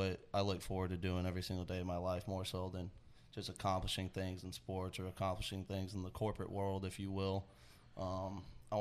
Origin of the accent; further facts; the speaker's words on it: Georgetown, Texas, United States; I was raised in Georgetown, Texas